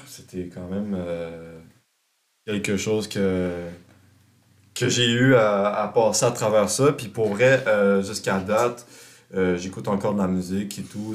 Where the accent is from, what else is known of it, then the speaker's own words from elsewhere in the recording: Montreal, Quebec, Canada; je viens du sud-ouest de Montréal